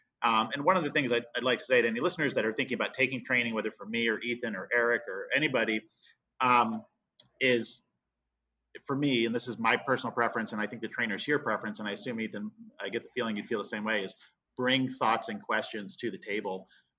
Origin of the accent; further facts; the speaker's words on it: East Coast, United States; also born or lived in Vermont; You know, I grew up in the East Coast and was born in Vermont and stuff like that. So the term wicked, you know, is used around our house.